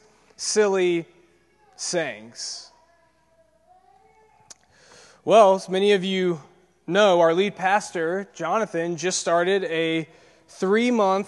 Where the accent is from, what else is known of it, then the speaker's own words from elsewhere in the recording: Peachtree City, Georgia, United States; I grew up in Peachtree City, Georgia. It's just south of Atlanta, in the burbs